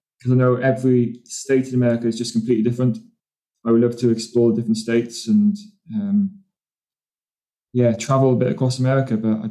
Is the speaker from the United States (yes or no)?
no; Newport, Wales, United Kingdom; now in England, United Kingdom; I was born in Wales in a little town called Newport.